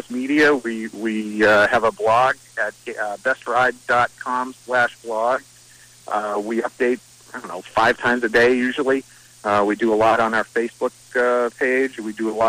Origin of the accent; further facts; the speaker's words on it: Shawsheen Tech, Massachusetts, United States; I came from Shawshin Tech when I was in high school